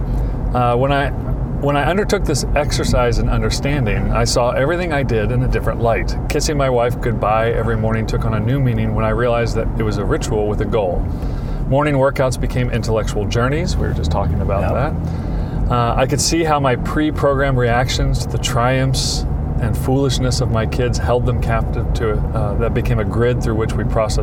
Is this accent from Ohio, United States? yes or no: no; New Jersey, United States; I'm from New Jersey